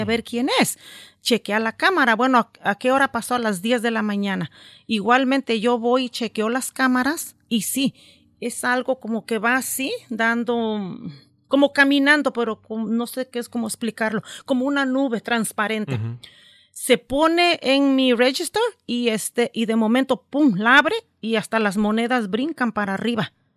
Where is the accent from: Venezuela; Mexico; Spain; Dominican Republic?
Mexico; moved away; cuando yo voy a México